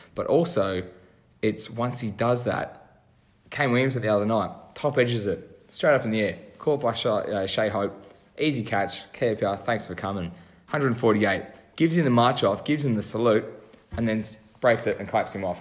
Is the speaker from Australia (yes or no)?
yes; Australia; for me being an Australian